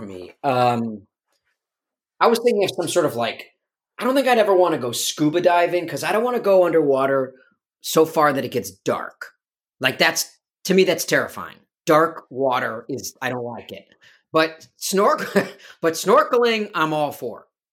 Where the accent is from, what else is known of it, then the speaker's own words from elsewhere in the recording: Chicago, Illinois, United States; I grew up in Chicago